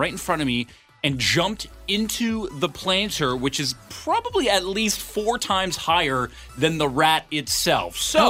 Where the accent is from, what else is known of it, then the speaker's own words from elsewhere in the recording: Ontario, Canada; I'm from Ontario. I know a bunch of people in Ontario.